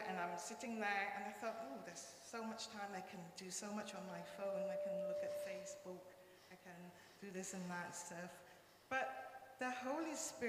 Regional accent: Malaysia; first language Cantonese; English is a second language; now in United Kingdom; I speak my mother tongue, which is Cantonese, and then I interpret in English to the medical, the doctors and the nurses. Also Malay, because I was born in Malaysia

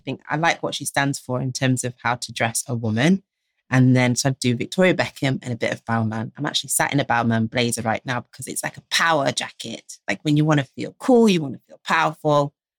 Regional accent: Jamaica; Why? Because we're Jamaican.

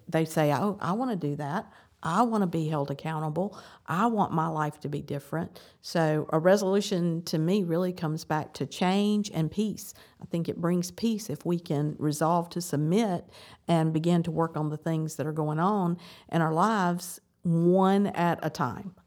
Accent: the South, United States; I grew up in the South.

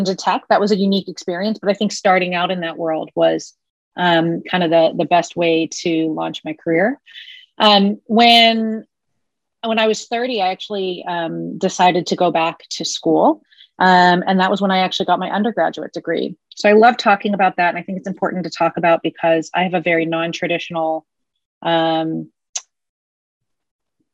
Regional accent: United States; moved away as an adult; also born or lived in Germany; as a true American, I only spoke one language

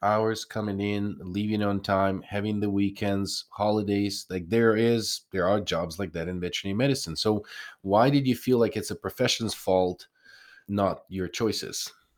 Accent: Ukraine; moved away; I'm from Ukraine originally.

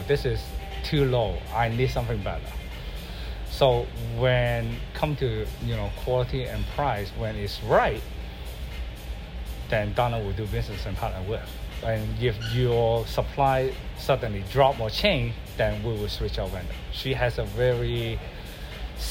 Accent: Hong Kong; now in Mercer Island, United States; I grew up in Hong Kong

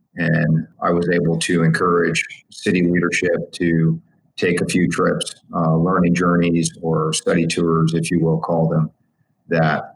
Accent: West Palm Beach, Florida, United States; in my city, in my hometown of West Palm

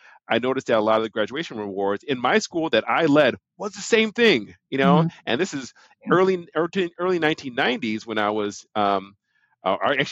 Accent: Milwaukee, Wisconsin, United States; I'm from Milwaukee, Wisconsin. And I was part of the 220 program, which was a program to desegregate the suburban schools, right? So we were the Black kids bused to the suburbs.

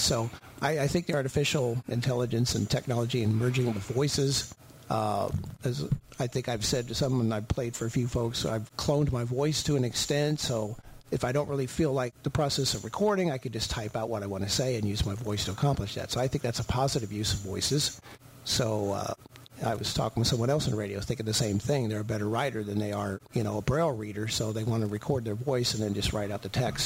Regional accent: Belleville, Illinois, United States; now in Owensville, Indiana, United States; I am relocating to my hometown of Belleville, Illinois

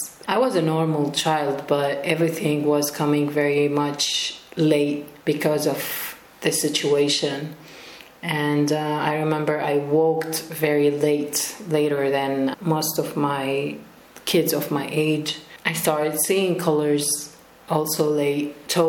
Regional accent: Rif Dimashq, Syria; also born or lived in Lebanon / Jordan / Palestine; We were moving as a family between Lebanon, Syria, Jordan, and Palestine. I was born in Damascus, in the countryside. We used to live in Khan al-Sheikh refugee camp, but we also lived a few years in Al Yarmouk refugee camp.

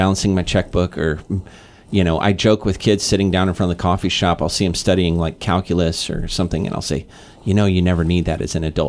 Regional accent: Kansas City, Missouri, United States; also born or lived in East Coast; now in Guam; I'm from the Midwest, and so our history in Missouri, for example, in Kansas City

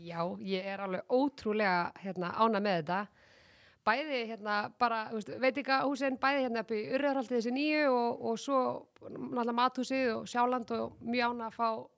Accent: Garðabær, Capital Region, Iceland; mér hefur þótt svo dásalegt að alast upp í Garðabæ

